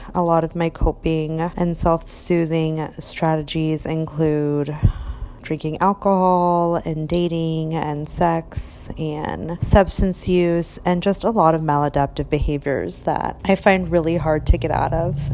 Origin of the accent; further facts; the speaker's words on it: Orange, California, United States; I was born in Orange, California